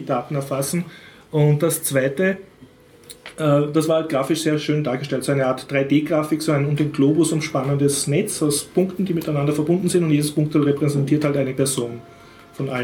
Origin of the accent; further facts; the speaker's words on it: Austria; für mich als Österreicher